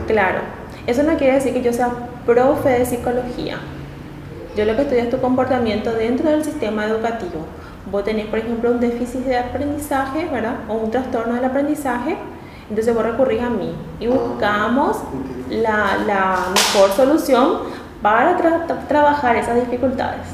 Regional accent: Luque, Central, Paraguay; also born or lived in Asunción / Pirayú; Yo soy de la ciudad de Luque, em, mi familia son de la ciudad de Pirayú, mis ah, padres

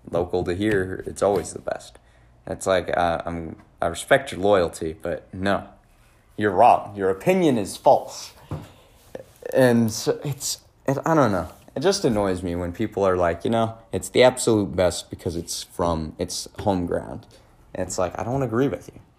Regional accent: New York, United States; I'm from New York. This thing's from New York. It's got to be the best.

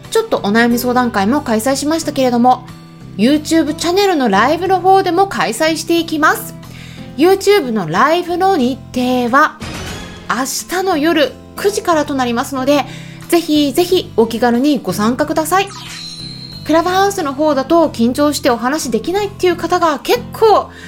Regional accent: Hokkaido, Japan; born there; also born or lived in Hong Kong; まあ北海道生まれなんですけれどもね第二の故郷ということで香港に4年間おりましてで一応帰国子女なんですね

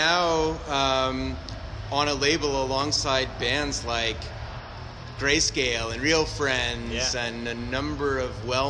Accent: Canada; So as a Canadian, I had to watch

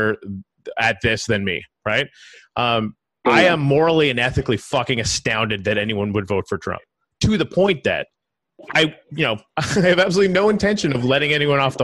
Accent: Canada; now in United States; I'm from Canada

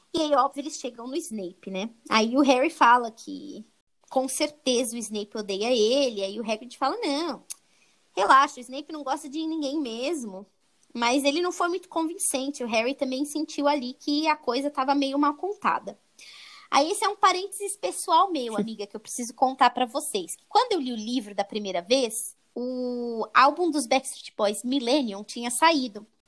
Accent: São Paulo, Brazil; a gente é de São Paulo

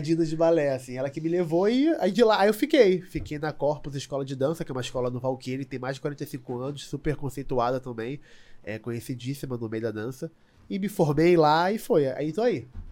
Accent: Rio de Janeiro, Brazil; eu sou nascido e criado em Madureira

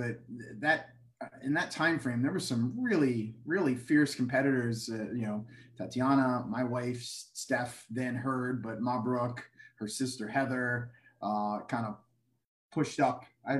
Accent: Cecil County, Maryland, United States; I grew up in that area. I grew up in Cecil County.

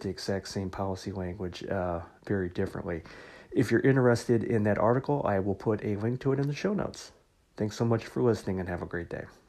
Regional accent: Missouri, United States; my home state of Missouri

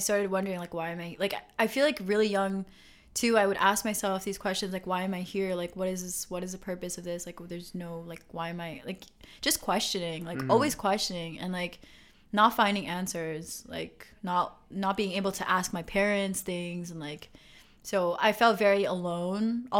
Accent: Montreal, Quebec, Canada; first language English; also born or lived in West Island, Montreal; I grew up in La Salle, so like I had all my friends

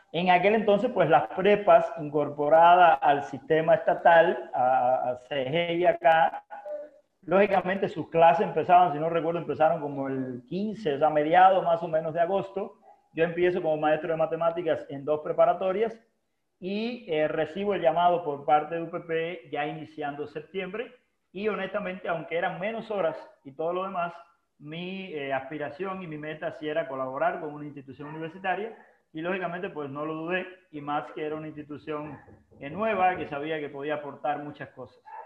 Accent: Holguín, Cuba; moved away as an adult; haber llegado de Cuba, que es mi tierra natal

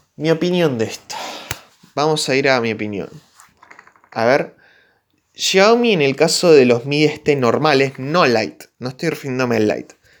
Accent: Argentina; soy de Argentina, soy de Latinoamérica

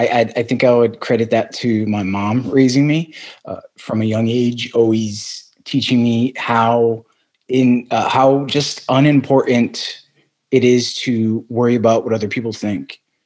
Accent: Arizona, United States; also born or lived in Brooklyn, New York / Amarillo, Texas; And so I was born in Brooklyn, New York. When I was five, I have one older sister. My parents, we moved to Arizona.

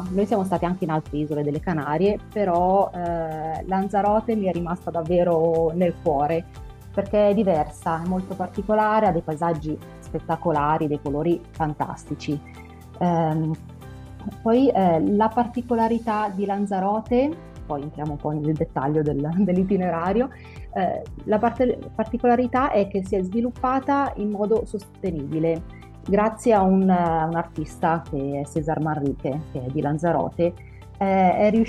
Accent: Lombardy, Italy; Io sono della provincia di Como.

